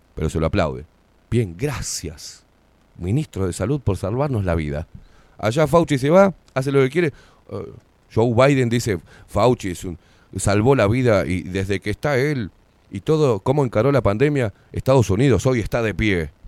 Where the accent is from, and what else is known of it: Uruguay